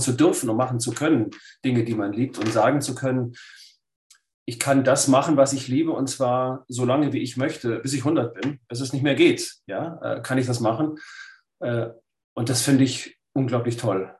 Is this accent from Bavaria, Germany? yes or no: no; Lake Constance, Baden-Württemberg, Germany; ich bin am Bodensee aufgewachsen als Schwabe.